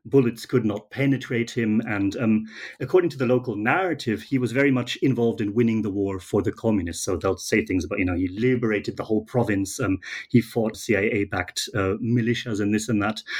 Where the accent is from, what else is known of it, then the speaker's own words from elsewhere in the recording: Germany; moved away; I'm from Germany originally